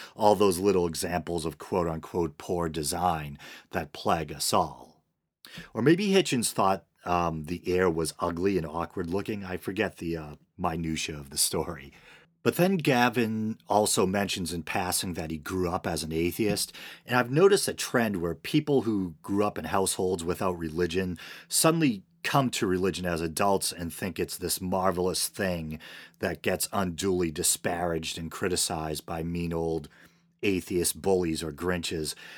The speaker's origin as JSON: {"language": "English", "town": "Boston", "region": "Massachusetts", "country": "United States", "said": "I'm from the Boston area"}